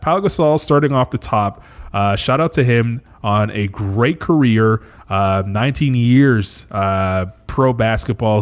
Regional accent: Canada; being a Canadian

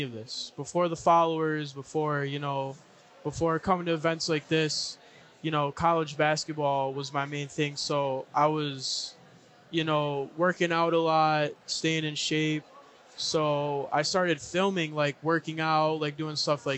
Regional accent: Kenosha, Wisconsin, United States; I'm from Kenosha, Wisconsin

